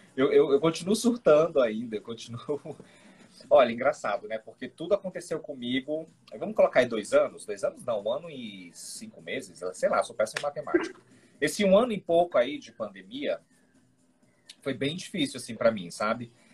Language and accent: Portuguese; North Region, Brazil; Eu sou do Norte